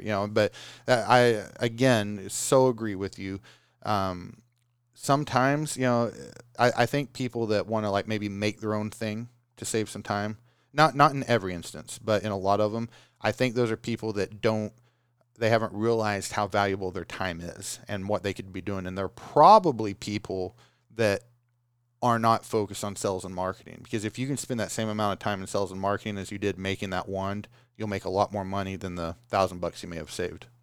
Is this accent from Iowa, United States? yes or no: no; Oklahoma, United States; I'm from Oklahoma